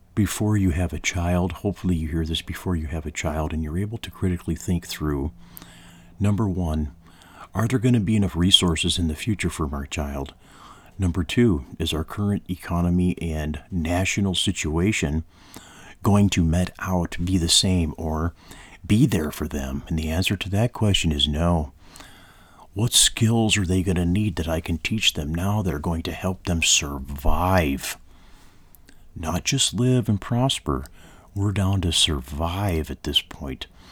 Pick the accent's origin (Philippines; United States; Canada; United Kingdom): United States